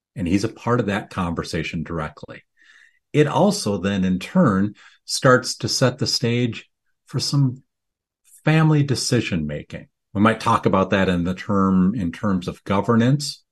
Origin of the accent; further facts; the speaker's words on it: Midwest, United States; I grew up here in the Midwest